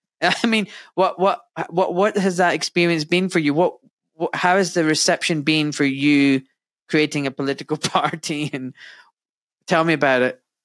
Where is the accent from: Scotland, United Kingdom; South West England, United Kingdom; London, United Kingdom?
Scotland, United Kingdom; Glasgow; I was born in Scotland in wet, wet and very grey Glasgow.